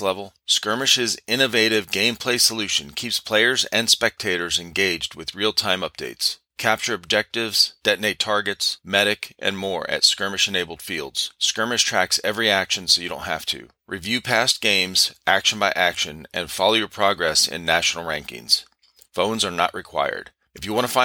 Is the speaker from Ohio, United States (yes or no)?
yes; Cleveland, Ohio, United States; moved away as an adult; I grew up in Cleveland, Ohio